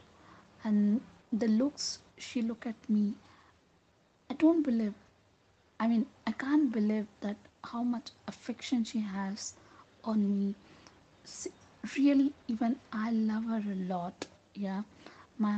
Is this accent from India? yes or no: yes; Bangalore, Karnataka, India; I'm from Bangalore